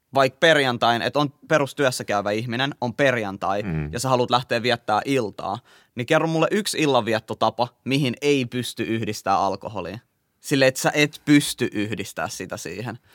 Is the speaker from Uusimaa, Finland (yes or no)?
yes; Helsinki, Uusimaa, Finland; mä oon kasvanut Kontulas.